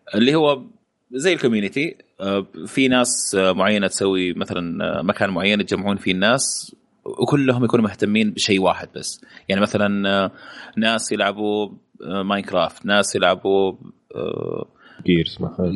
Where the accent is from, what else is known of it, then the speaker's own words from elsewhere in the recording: Saudi Arabia; عندنا في السعودية